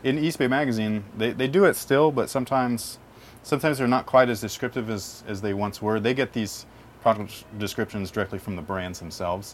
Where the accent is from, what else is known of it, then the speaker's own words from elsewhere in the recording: San Jose, California, United States; also born or lived in North Bay; back to my hometown area, which is like Sunnyvale, San Jose area.